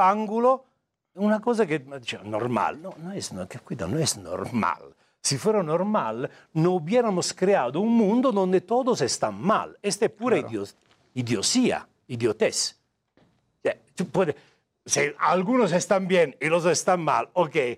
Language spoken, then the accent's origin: Spanish; Italy; Spanish is a second language; moved away as an adult; also born or lived in Pune, India; now in Mexico; Sono italiano di nascimento